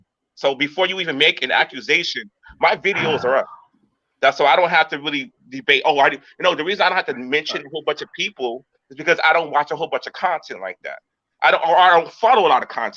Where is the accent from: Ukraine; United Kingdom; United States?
United States; California; I was born and raised in California